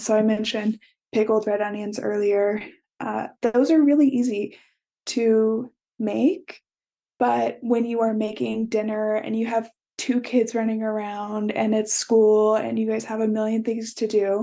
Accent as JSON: {"language": "English", "region": "Midwest", "country": "United States", "tie": "born or raised there", "said": "I grew up in the Midwest"}